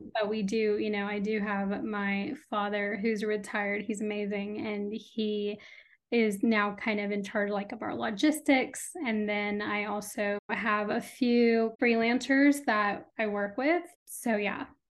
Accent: Austin, Texas, United States; also born or lived in India / Urbana-Champaign, Illinois; first grade, second grade, I moved to Austin. So I've been here since then, um, and this is home

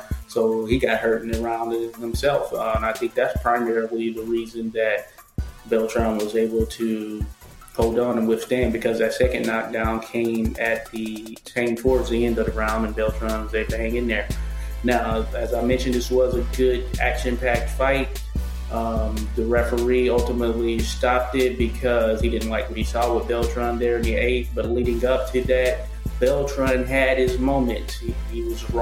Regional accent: the South, United States; I'm from the South

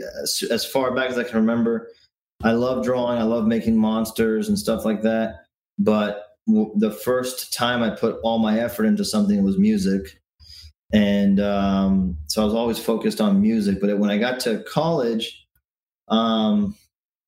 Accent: Miami, Florida, United States; also born or lived in Virginia / Washington, D.C.; I was born there, but I've been in Miami since I was 2 years old. So I don't even remember living in DC all that much. And I feel like I'm as Miami as the next guy

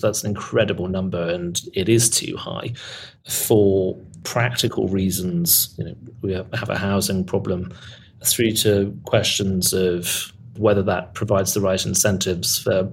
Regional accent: Birmingham, West Midlands, United Kingdom; I'm from Birmingham

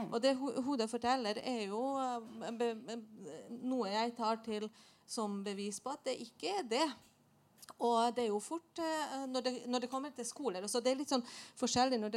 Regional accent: Bosnia & Herzegovina; now in Norway; nå, jeg kom jo opprinnelig fra Bosnia, så jeg har jo bodd i Norge i 25 år.

